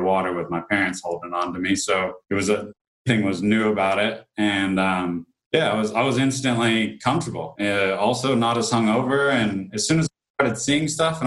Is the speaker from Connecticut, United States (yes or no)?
no; Carmel, California, United States; moved away; also born or lived in Sydney, Australia; I was born in California